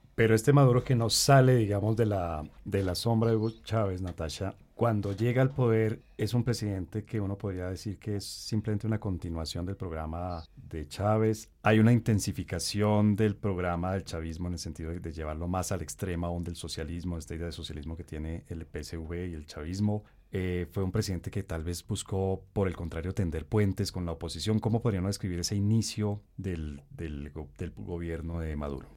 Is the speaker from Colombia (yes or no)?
yes; Colombia; uno como colombiano